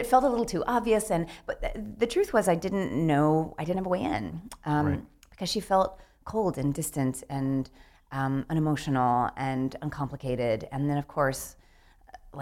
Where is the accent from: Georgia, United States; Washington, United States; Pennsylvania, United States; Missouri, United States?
Georgia, United States; Atlanta; moved away; I grew up in right outside of Atlanta, Georgia